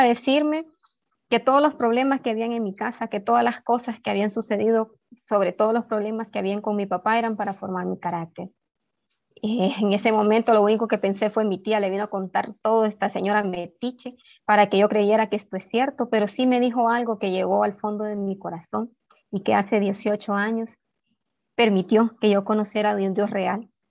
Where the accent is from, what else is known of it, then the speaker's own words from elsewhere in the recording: Ocotepeque, Honduras; now in Tegucigalpa, Honduras; soy originaria de Ocotepeque